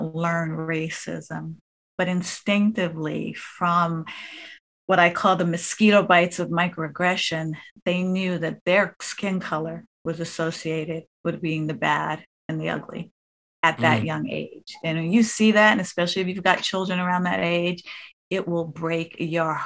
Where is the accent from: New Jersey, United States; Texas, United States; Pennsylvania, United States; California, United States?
New Jersey, United States; a girl from New Jersey